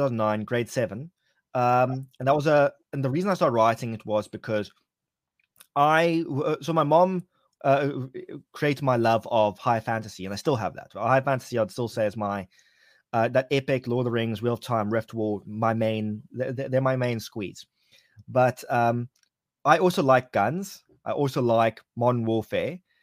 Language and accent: English; Cape Town, Western Cape, South Africa; Cape Town, my hometown